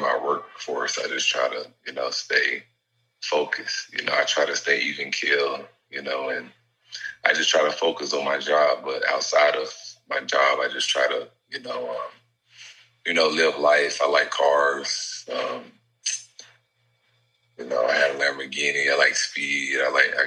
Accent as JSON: {"language": "English", "region": "the South", "country": "United States", "tie": "born or raised there", "moved": "as an adult", "lives_now": "Boston, United States", "said": "I grew up in the South"}